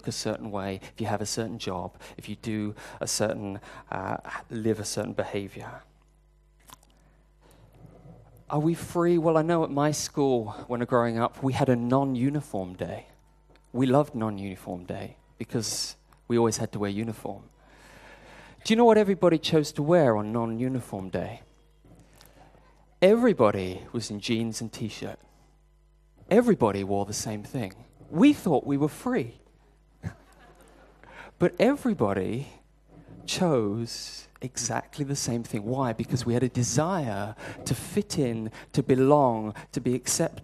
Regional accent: United Kingdom; I'm British

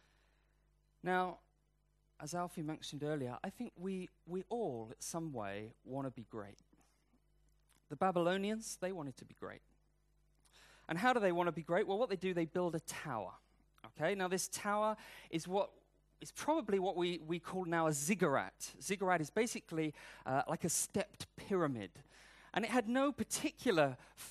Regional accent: United Kingdom; I'm British, I'm not American

